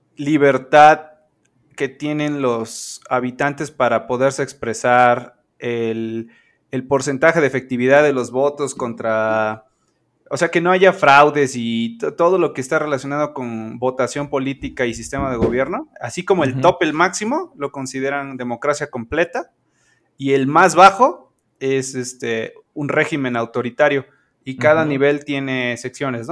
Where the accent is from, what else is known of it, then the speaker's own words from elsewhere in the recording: Veracruz, Mexico; also born or lived in Puebla; yo nací en Puebla, occidentalmente. Eh, accidentalmente. O sea, yo, yo, soy de Veracruz, pero me adelanté un par de semanas y mis papás andaban este, en Puebla